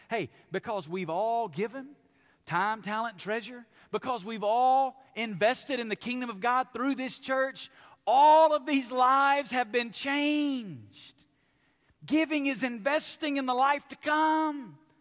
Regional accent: Alabama, United States; now in Las Vegas, United States; I grew up in Alabama

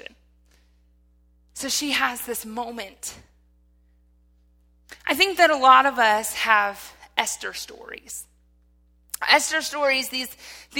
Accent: Michigan, United States; because I'm from Michigan.

